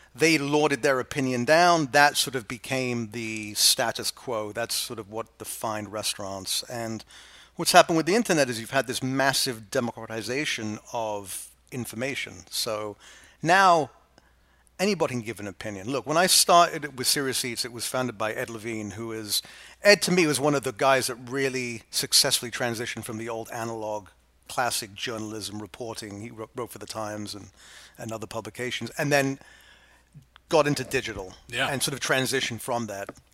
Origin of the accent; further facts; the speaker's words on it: England, United Kingdom; now in New York, United States; I went from sort of bourgeois, coddled, middle class England to the Lower East Side.